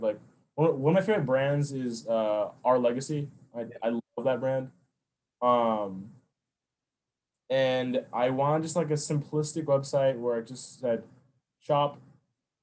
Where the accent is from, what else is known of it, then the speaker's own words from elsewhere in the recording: Minnesota, United States; I'm from the Midwest, like I grew up here in Minnesota